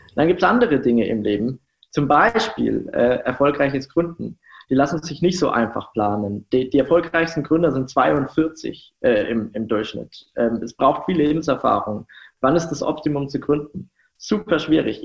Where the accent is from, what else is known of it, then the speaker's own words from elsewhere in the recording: Germany; Ich komme aus einem sehr, sehr kleinen Dorf ähm, so um die 1000 Einwohner